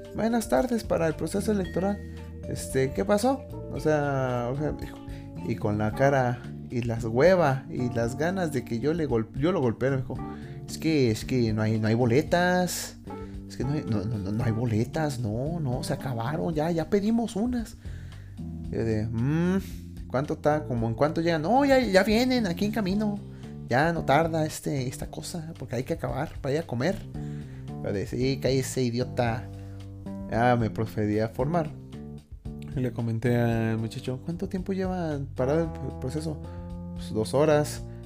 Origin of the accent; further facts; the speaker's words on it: Mexico; also born or lived in Mexico City; como buen mexicano